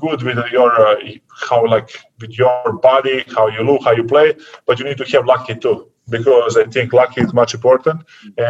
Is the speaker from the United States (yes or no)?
no; Serbia; born or raised there; English is a second language; moved away as an adult; also born or lived in Vršac, Serbia